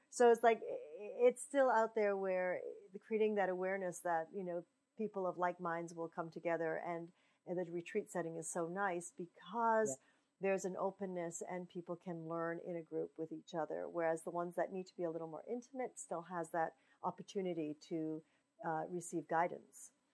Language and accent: English; Pacific Northwest, United States; that's where I was raised as well